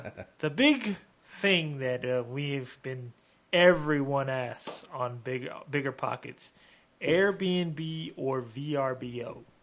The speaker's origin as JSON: {"language": "English", "town": "Vancouver", "region": "Washington", "country": "United States", "tie": "born or raised there", "said": "the town that I grew up in Vancouver, Washington."}